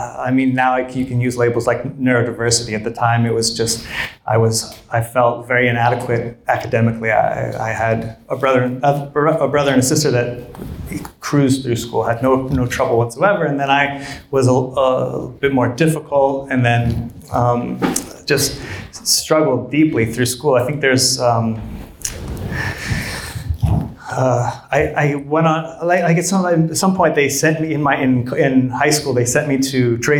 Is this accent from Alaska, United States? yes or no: yes; Fairbanks, Alaska, United States; moved away; Growing up in Fairbanks, it's in the heart of Alaska.